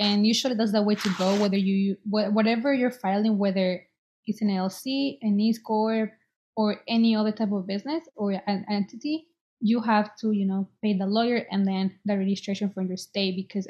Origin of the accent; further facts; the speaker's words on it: Boston, Massachusetts, United States; And since I was an undergrad and I'm from Boston, they were able to help me.